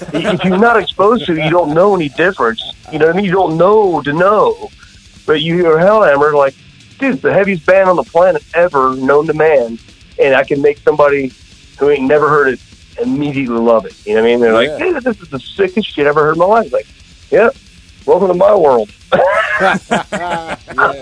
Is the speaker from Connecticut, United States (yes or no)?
no; Jacksonville, Florida, United States; I was born in Jacksonville